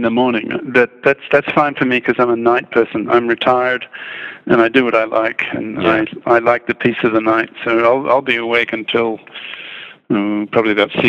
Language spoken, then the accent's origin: English; Australia; also born or lived in England / Netherlands / Belgium / Japan; now in China; I grew up in Australia and then England, Holland, Belgium, Japan, America, and China.